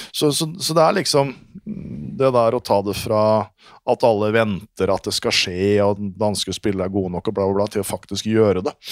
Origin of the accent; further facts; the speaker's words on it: Norway; now in Denmark; for meg som nordmann i Danmark